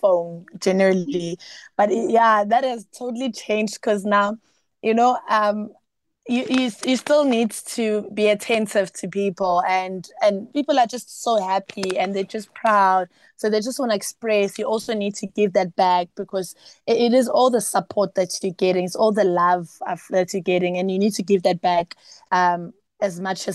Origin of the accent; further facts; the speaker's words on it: South Africa; being a South African and being a Zulu South African, a South African child